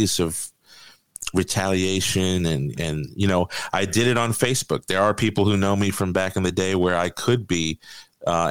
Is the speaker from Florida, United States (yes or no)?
yes; Miami Beach, Florida, United States; I'm from Miami Beach, so I was actually from a pretty rough area